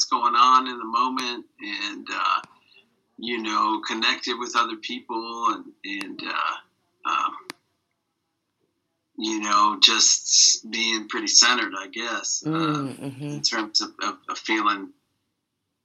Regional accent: New York, United States; I was born in New York

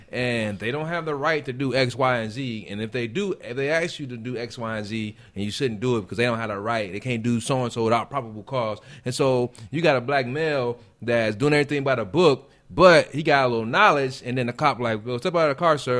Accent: Gary, Indiana, United States; moved away; I'm from Gary, Indiana.

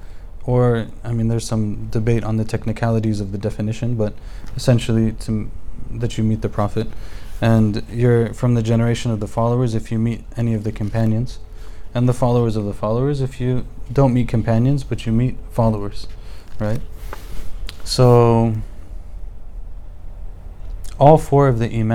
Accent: United States; also born or lived in Egypt; born and raised in America

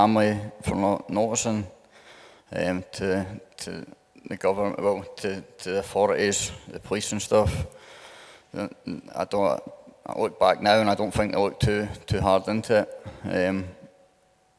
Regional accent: St Andrews, Scotland, United Kingdom; I'm from St Andrews, down the road a wee bit

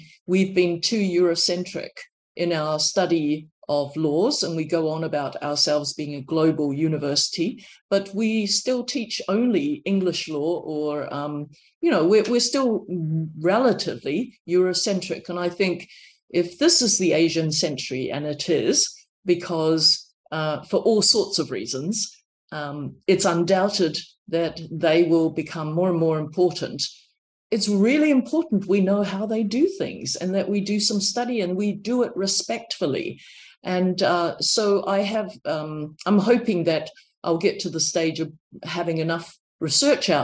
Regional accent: New Zealand; accent: New Zealand; moved away; I said, I'm from New Zealand. You know, my accent is very New Zealand

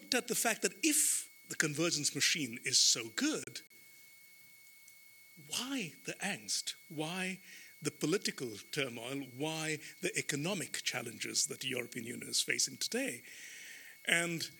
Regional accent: India; moved away; my home country, India

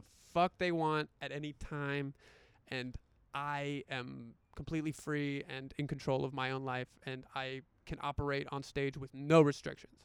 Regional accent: the South, United States; I grew up in the South

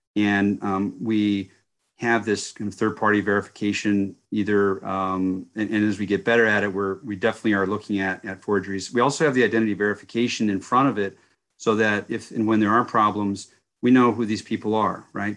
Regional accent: United States; as an American citizen and one who worked hard for our country for thirty years overseas

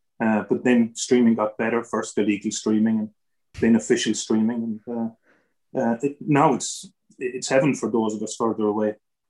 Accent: Ireland; moved away as an adult; also born or lived in England; now in Cork, Ireland; I'm in Cork. I mean, back and forth from England to Ireland a lot. I was born in England and spent the first 5 years there

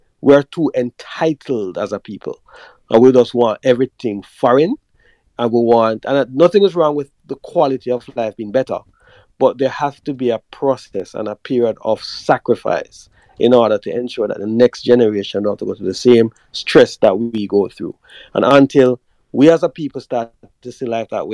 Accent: Jamaica; as Jamaican people

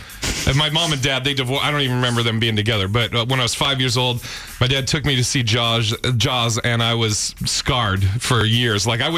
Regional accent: Portland, Oregon, United States; also born or lived in Seattle / Sacramento / Tampa / Boston; now in Los Angeles, United States; And I moved around a lot. Like, I grew up in Portland, Oregon, lived in Seattle, Sacramento, Tampa, started comedy in Boston, and then went to Seattle for about 5 years, then moved to L.A. about 5 years ago.

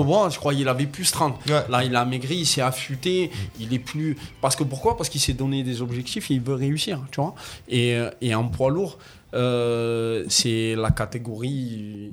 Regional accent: Algeria; je suis algérien, moi, de, de, de nationalité

